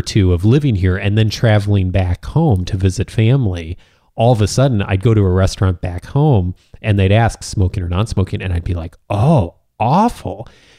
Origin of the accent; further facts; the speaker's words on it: Illinois, United States; now in California, United States; I remember I moved to California back in 1999, and I came from Illinois